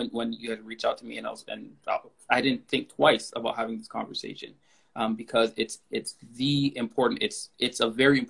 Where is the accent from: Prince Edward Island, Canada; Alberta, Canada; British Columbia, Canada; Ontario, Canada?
Ontario, Canada; Toronto; I grew up in Galloway, you know, Galloway and Kingston in Scarborough